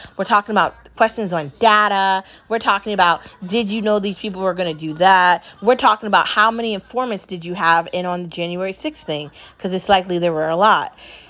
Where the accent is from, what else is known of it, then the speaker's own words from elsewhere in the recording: United States; I love being American